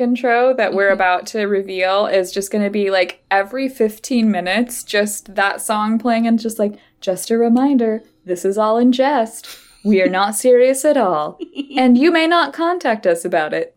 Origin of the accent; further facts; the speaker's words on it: Idaho, United States; we grew up in Idaho